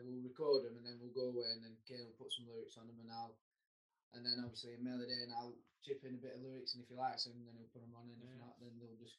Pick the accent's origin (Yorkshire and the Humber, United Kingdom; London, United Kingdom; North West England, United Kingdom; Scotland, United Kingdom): North West England, United Kingdom; Burnley; We are from Burnley